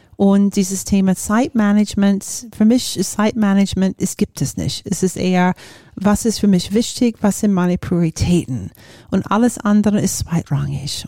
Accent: Florida, United States; German is a second language; moved away as an adult; also born or lived in Japan; now in Germany; komme ich aus den USA, bin in Florida aufgewachsen

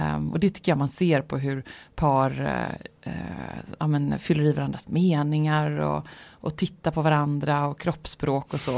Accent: Gothenburg, Västra Götaland, Sweden; jag känner mig väldigt mycket som en göteborgare

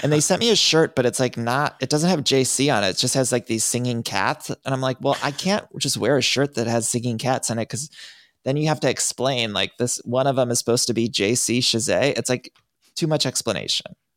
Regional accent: Cleveland, Ohio, United States; I grew up in Ohio

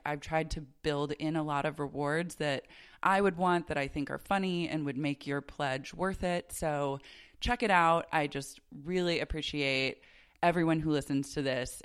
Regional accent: Oklahoma City, Oklahoma, United States; I was raised in Oklahoma City

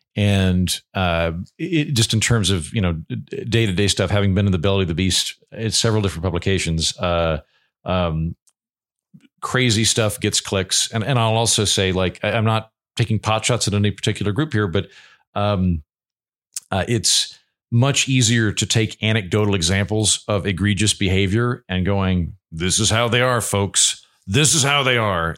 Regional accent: Oklahoma, United States; I grew up in Oklahoma in the eighties and nineties

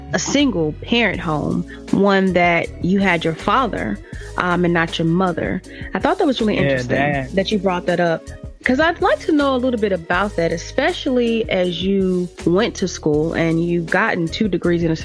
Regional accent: North Carolina, United States; my fellow North Carolinian

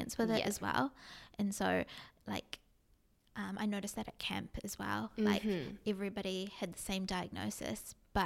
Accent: New Zealand; living in New Zealand, growing up in New Zealand

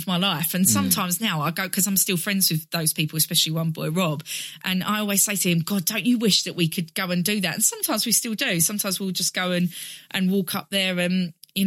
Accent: Basildon, East of England, United Kingdom; I grew up in Basildon in Essex

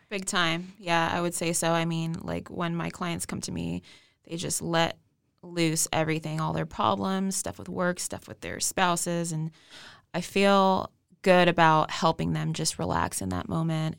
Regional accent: West Coast, United States; now in Texas, United States; I'm actually new to Texas. I'm twenty-eight years old. I'm from the West Coast.

